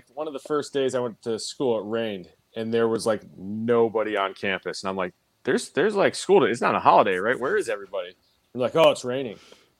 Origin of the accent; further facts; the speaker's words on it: Midwest, United States; now in California, United States; I grew up in the Midwest. Tornadoes aren't shit to me. I was scared of earthquakes when I moved to California